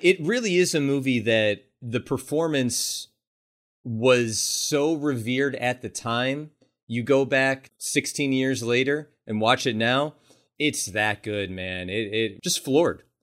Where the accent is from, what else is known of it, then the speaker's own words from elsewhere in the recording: Buffalo, New York, United States; Buffalo, New York, my hometown